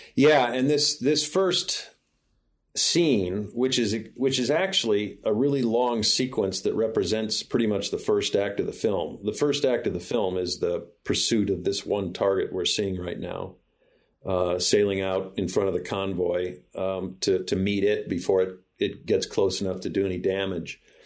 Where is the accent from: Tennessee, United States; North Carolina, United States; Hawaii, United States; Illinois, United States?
Illinois, United States; moved away; I'm back visiting family here in Springfield, Illinois, which is my home state